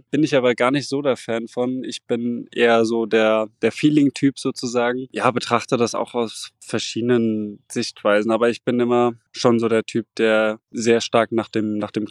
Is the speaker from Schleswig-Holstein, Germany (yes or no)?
no; Mainz, Rhineland-Palatinate, Germany; now in Rostock, Germany; ich habe in Mainz trainiert und bin auch immer noch ähm, ja, mit meiner Heimat verbunden, bin auch noch öfters in Mainz und starte ja auch noch für den USC Mainz. Ähm, ich bin dann nach Rostock gezogen